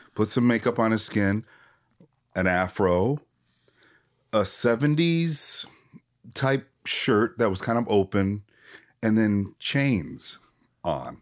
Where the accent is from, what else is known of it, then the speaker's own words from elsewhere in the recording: Minneapolis, Minnesota, United States; I'm from Minneapolis